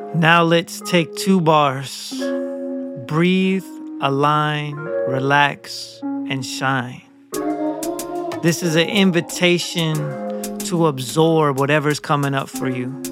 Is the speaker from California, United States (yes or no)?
no; Zigzag, Oregon, United States; I grew up right outside Portland, zigzag